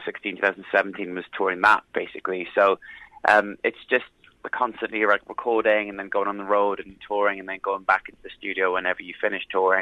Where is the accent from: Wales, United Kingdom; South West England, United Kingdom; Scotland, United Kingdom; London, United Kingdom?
Wales, United Kingdom; South Wales valleys, United Kingdom; growing up in the South Wales valleys